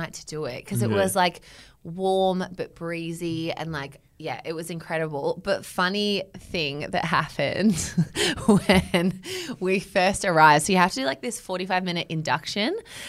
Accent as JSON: {"language": "English", "town": "Melbourne", "region": "Victoria", "country": "Australia", "said": "I'm from Melbourne. I'm in Sydney for work"}